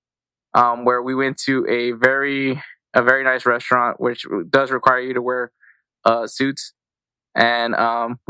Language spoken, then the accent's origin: English; Texas, United States; I'm from Texas, so we're from Texas.